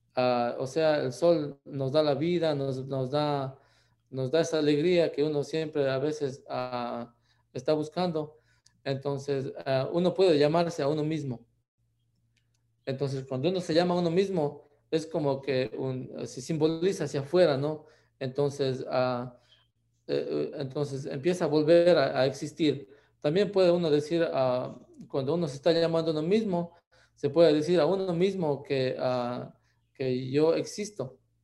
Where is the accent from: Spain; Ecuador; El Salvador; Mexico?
Ecuador; moved away as an adult; now in United States; yo nací en Ecuador, también